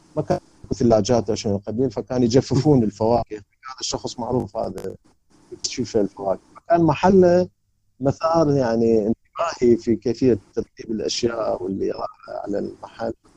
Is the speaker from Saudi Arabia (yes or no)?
no; Karbala, Karbala Governorate, Iraq; moved away as an adult; now in Baghdad, Iraq; انا بالحق ما غادرت العراق ابد يعني يعني ابدا وبالذات انا انتقلت من سكني من كربلاء الى بغداد